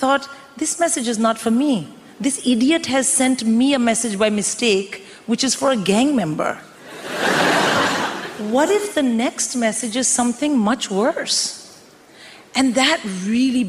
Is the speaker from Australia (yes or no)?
no; India; moved away as an adult; I'm born and raised in India